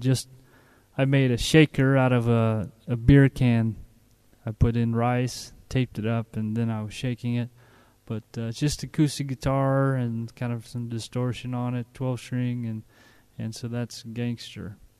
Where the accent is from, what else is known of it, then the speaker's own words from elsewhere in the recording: United States; moved away as an adult; now in Bulgaria; I'm an American, been over here since April 2006